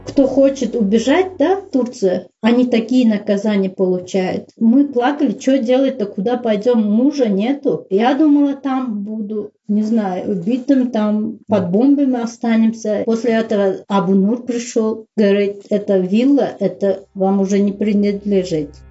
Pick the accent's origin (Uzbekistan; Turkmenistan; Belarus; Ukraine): Uzbekistan; moved away as an adult; also born or lived in Saint Petersburg, Russia; я узбечка, я узбе- в Узбекистане живу